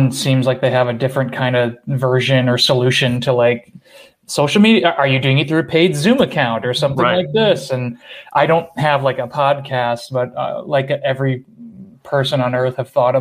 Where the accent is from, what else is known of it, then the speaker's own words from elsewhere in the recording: Rochester, New York, United States; I'm from Rochester